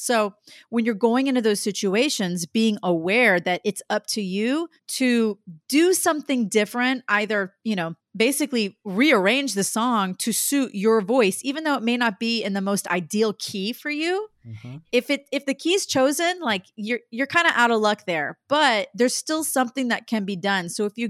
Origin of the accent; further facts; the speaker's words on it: Dallas, Texas, United States; Like to me, growing up in Dallas, I auditioned for Mickey Mouse Club when I was like in seventh grade and actually got kind of far.